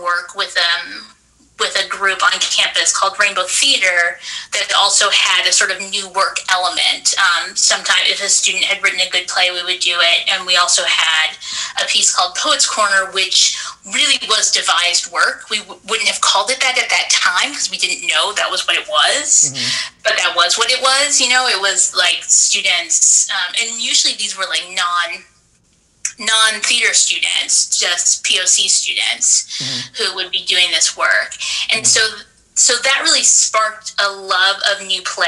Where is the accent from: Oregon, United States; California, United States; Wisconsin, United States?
California, United States; Orange County, Southern; Growing up in Southern California